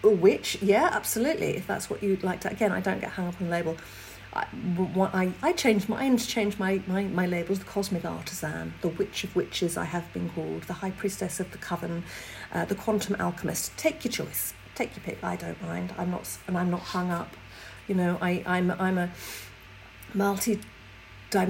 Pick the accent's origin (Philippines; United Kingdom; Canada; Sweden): United Kingdom; England; I'm English